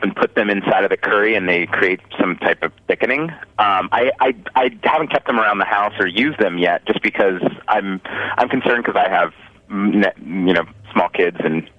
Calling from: Los Angeles, California, United States; I'm calling from Los Angeles.

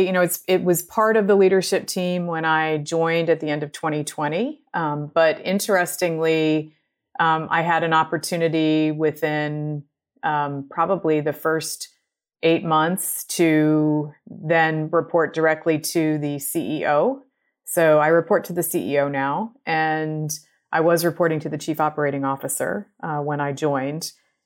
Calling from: Chapel Hill, North Carolina, United States; So today I am joining you from Chapel Hill, North Carolina

